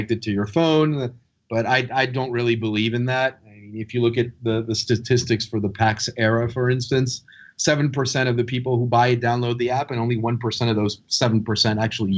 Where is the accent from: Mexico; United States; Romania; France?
France; moved away; France, my home country